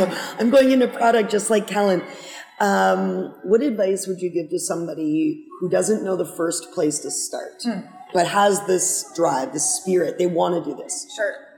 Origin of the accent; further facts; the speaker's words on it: Toronto, Ontario, Canada; moved away; I'm from Toronto originally.